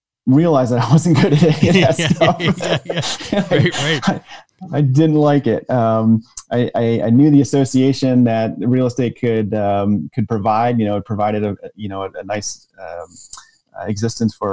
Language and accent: English; Michigan, United States; grew up in Michigan